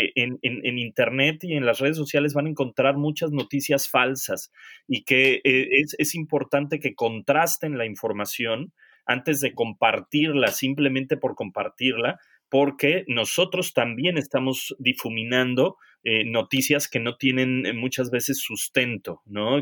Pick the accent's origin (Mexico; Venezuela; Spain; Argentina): Mexico; also born or lived in England; now in United Kingdom; nosotros como mexicanos es cómo lo están haciendo en México porque allá tenemos familia